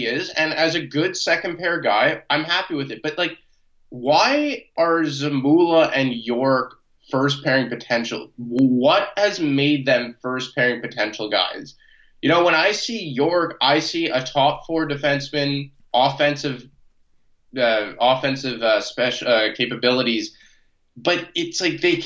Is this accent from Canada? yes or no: yes; Canada; I'm a Canadian